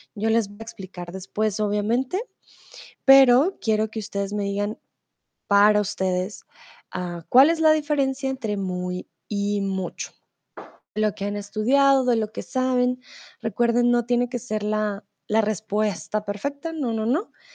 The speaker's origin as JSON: {"language": "Spanish", "region": "Bogotá", "country": "Colombia", "moved": "yes", "lives_now": "Mexico", "said": "soy de Colombia, de Bogotá, pero ah, ahora estoy en México"}